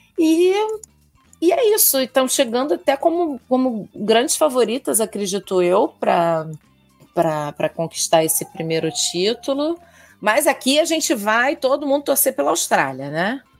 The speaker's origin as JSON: {"language": "Portuguese", "region": "Rio de Janeiro", "country": "Brazil", "said": "carioca e flamenguista"}